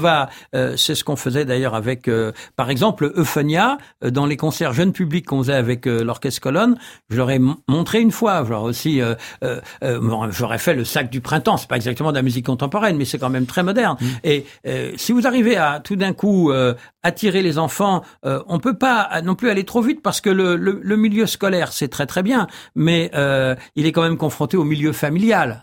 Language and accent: French; France; je suis français